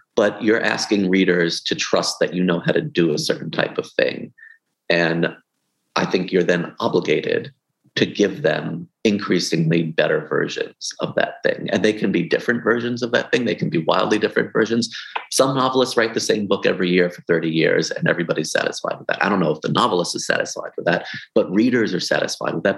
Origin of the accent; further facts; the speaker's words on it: New York City, New York, United States; I grew up in in Brooklyn